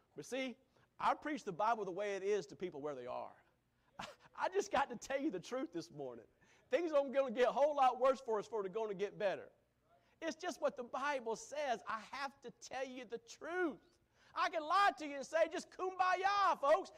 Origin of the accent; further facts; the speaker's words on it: United States; As an American